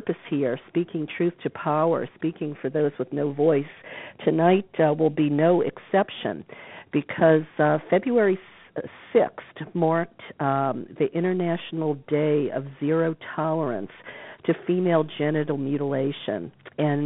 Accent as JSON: {"language": "English", "town": "New Orleans", "region": "Louisiana", "country": "United States", "tie": "born or raised there", "moved": "yes", "said": "my hometown of New Orleans"}